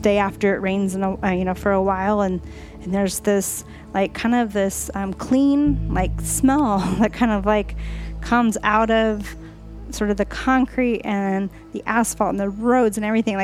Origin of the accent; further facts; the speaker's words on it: Southern California, United States; I grew up in the Southern California area